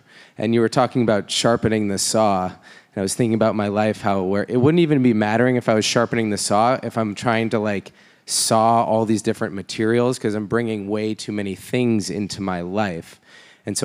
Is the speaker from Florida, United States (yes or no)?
yes; Miami, Florida, United States; from Miami, Florida.